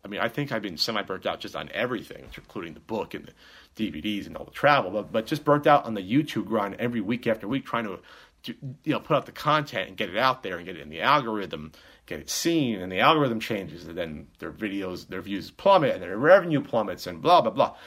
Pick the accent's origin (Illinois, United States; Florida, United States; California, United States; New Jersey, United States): New Jersey, United States; we're both from Jersey